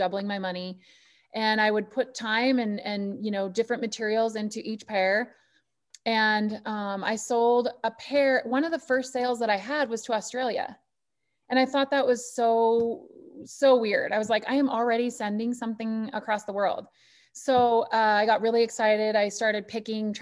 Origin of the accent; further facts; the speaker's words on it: Butte, Montana, United States; now in Harrison, United States; Originally, I'm from Butte